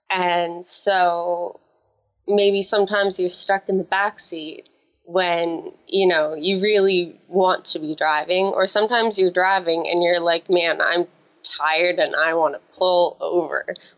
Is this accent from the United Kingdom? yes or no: no; Atlantic Canada, Canada; I'm from Atlantic Canada. Very, very small city. More like a town. I think we kind of exaggerate ourselves a little bit. I am 23 years old.